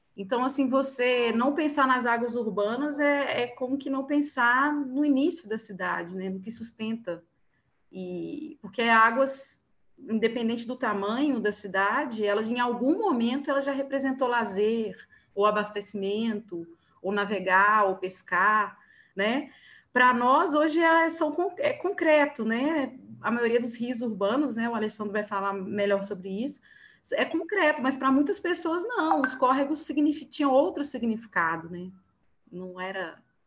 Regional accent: Belo Horizonte metropolitan region, Minas Gerais, Brazil; eu não sou de Belo Horizonte, eu sou da região metropolitana

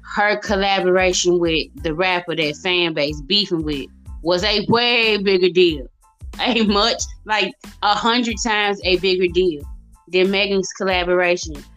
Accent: Mississippi, United States; accent: southern; folks don't be thinking I'm from Mississippi

